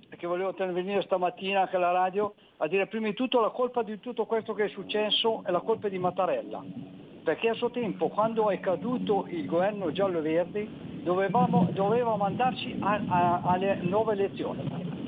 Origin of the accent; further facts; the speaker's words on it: Gallarate, Lombardy, Italy; born there; now in Cardano al Campo, Italy; sono nato, son nato, a Gallarate, però adesso sono qui ai confini, però vorrei ritornare a Gallarate.